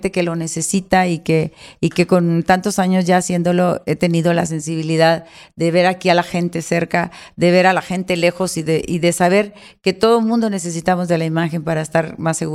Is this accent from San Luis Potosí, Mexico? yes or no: no; Monterrey, Nuevo León, Mexico; aunque no lo creas, yo soy regia y soy administrada, no coda, porque se